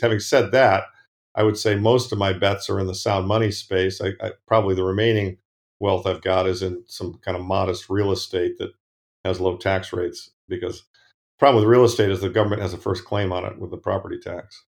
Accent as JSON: {"language": "English", "town": "Ann Arbor", "region": "Michigan", "country": "United States", "tie": "born or raised there", "moved": "yes", "said": "I, I grew up in the Midwest, Ann Arbor"}